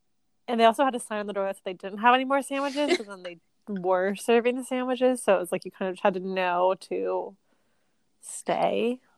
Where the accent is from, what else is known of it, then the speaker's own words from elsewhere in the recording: the South, United States; also born or lived in Charleston; Because like I'm from the South.